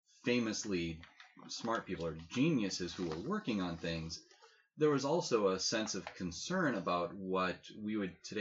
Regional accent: Boston, Massachusetts, United States; I'm from an Irish Catholic family in Boston.

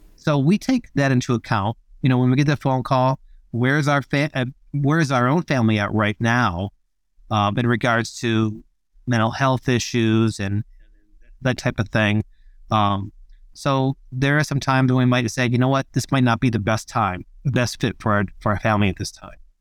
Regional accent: Australia; I'm from Australia.

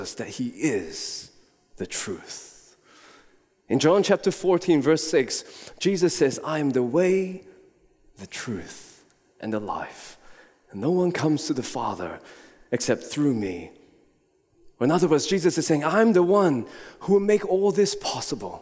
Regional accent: Singapore; moved away; I was born in Singapore and have been there numerous times before

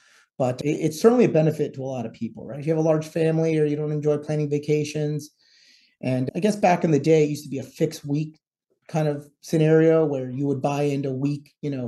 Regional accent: Martin County, Florida, United States; I grew up in Martin County, Florida. And at 18, I wanted to just get out of here.

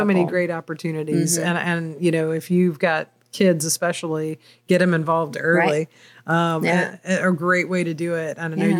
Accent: Virginia, United States; moved away as an adult; now in Georgia, United States; I did think it was cool as a kid to go to Washington, D.C. when I was growing up in Virginia.

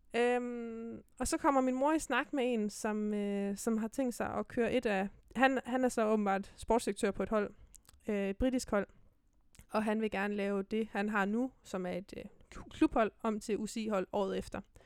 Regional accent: Silkeborg, Central Denmark Region, Denmark; also born or lived in Herning; Så rykkede jeg et år mere til Silkeborg, hjem igen

